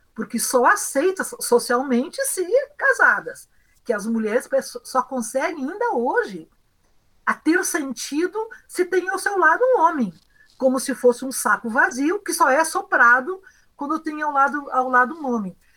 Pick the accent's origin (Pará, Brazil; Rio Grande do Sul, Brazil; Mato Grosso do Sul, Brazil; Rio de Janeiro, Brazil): Rio Grande do Sul, Brazil; Ijuí; Eu sou de Juí, do interior, uma cidade de colonização europeia.